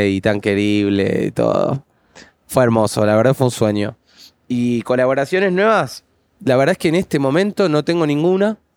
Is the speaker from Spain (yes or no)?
no; Argentina; Sí, soy argentino